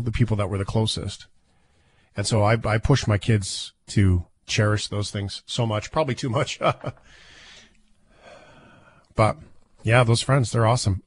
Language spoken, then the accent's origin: English; Fort McMurray, Alberta, Canada; moved away; I grew up in Fort McMurray